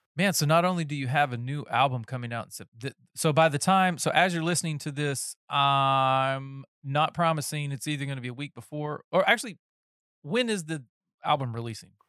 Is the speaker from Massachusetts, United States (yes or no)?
no; North Carolina, United States; moved away; I'm from North Carolina originally